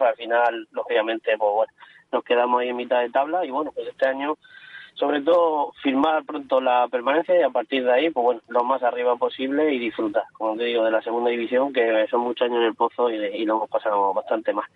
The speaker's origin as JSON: {"language": "Spanish", "town": "Cartagena", "region": "Region of Murcia", "country": "Spain"}